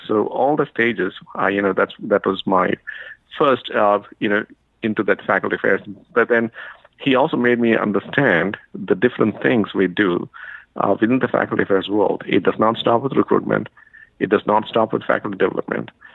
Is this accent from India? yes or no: yes; India; moved away as an adult; now in United States; I'm from India originally, so I got to the U.S.